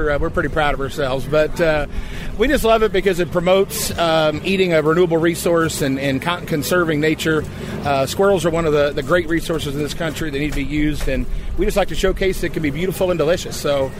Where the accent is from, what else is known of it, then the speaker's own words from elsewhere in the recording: Kansas City, Missouri, United States; Kansas City, Missouri.